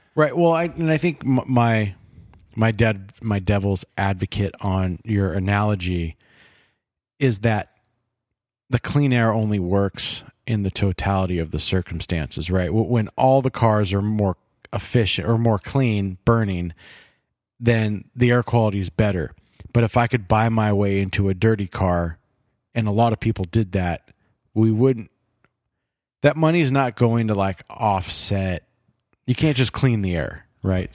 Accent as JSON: {"language": "English", "region": "California", "country": "United States", "tie": "born or raised there", "said": "Growing up in California"}